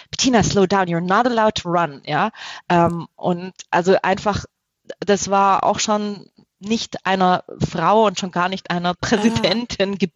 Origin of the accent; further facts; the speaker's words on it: Baden-Württemberg, Germany; Spätzle. Ich komme aus